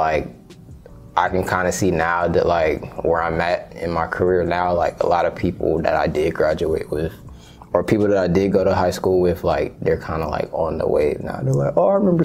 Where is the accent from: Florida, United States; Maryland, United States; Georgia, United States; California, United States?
Georgia, United States; Austell; also born or lived in East Atlanta, Georgia / Grand Prairie, Texas; now in College Park, United States; I left from over there when I was 5.